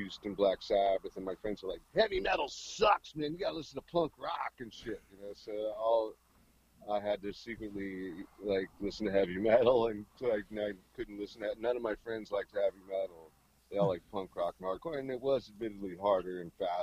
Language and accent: English; Connecticut, United States; also born or lived in Port Arthur, Texas / New York City; now in Huntington Beach, United States; we moved to New York City when I was about 4 or 5. And then New York City, I guess they didn't think it was a good place for them to live, so they moved. We were only in New York City briefly, about a year. And then we went to Connecticut